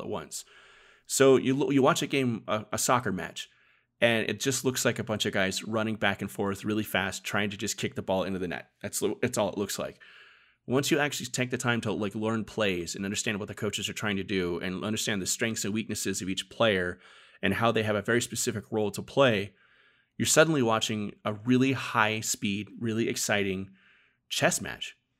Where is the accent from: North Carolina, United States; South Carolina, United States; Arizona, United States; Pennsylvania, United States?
Arizona, United States; I was born and raised in Arizona